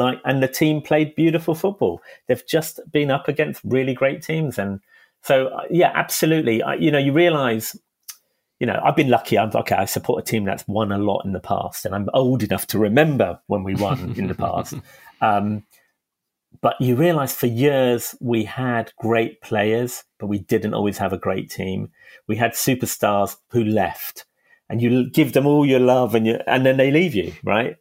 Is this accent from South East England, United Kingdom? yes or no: no; London, United Kingdom; I'm a Hackney boy. I'm from East London. And I always felt kind of affinity from where we were in Hackney growing up in the 70s